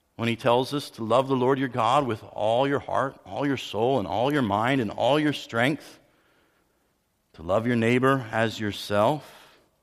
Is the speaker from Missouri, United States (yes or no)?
no; Pennsylvania, United States; moved away; I'm from Pennsylvania originally